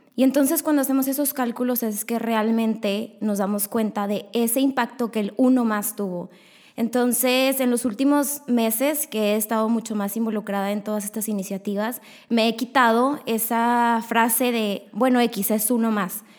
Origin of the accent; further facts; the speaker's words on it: Monterrey, Nuevo León, Mexico; yo tengo 23 años y soy de aquí, de Monterrey